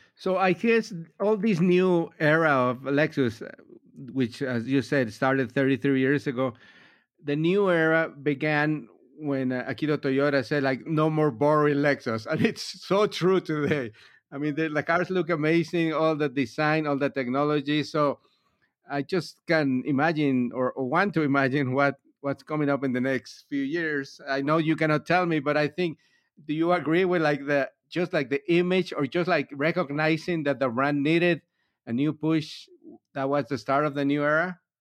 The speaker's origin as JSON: {"language": "English", "town": "Miami", "region": "Florida", "country": "United States", "said": "I'm from Miami"}